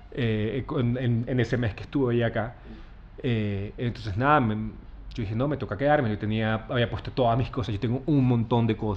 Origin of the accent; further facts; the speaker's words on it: Santa Marta, Magdalena, Colombia; also born or lived in Bogotá / Buenos Aires, Argentina / South Korea / New York, United States; now in Minca, Colombia; Sí, yo soy Samario, nací en Santa Marta